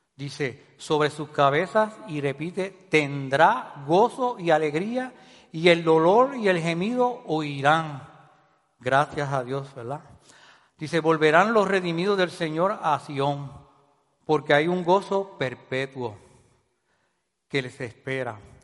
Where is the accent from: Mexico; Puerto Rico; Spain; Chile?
Puerto Rico